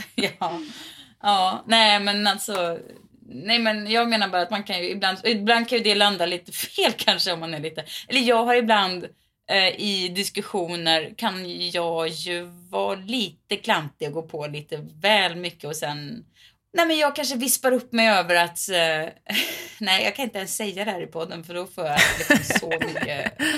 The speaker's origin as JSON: {"language": "Swedish", "town": "Mariestad", "region": "Västra Götaland", "country": "Sweden", "tie": "born or raised there", "said": "I min hemstad, Mariestad"}